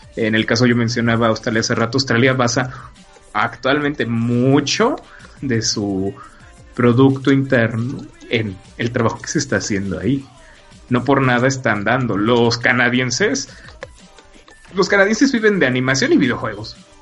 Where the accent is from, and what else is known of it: Mexico